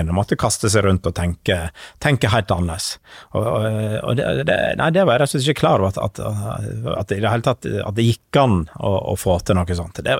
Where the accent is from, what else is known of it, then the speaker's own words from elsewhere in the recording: Western Norway, Norway; Selv om jeg er fra, fra Vestlandet, så jo da, Vestlandet er, er helt eventyrlig flott, altså.